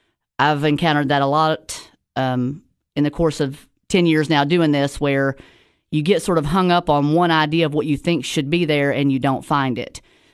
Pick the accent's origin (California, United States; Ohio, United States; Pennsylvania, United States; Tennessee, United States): Tennessee, United States; I am a local from the Upper Cumberland, live in Sparta, Tennessee.